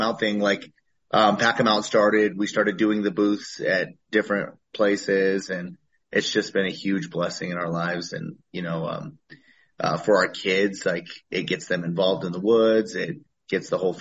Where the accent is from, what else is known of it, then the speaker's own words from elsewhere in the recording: Colorado, United States; I am born and raised in Colorado